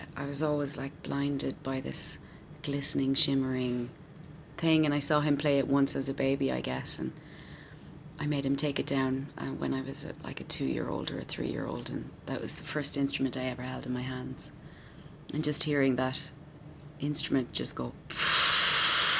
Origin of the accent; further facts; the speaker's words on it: Wexford, Leinster, Ireland; also born or lived in County Meath; I was born in Meath and I moved down to Wexford when I was 5